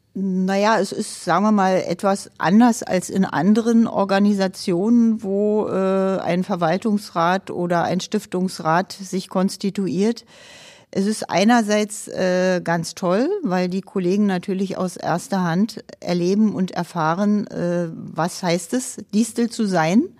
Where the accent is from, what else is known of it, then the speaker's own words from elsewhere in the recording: Berlin, Germany; Ich komme aus dem Ostteil der Stadt Berlin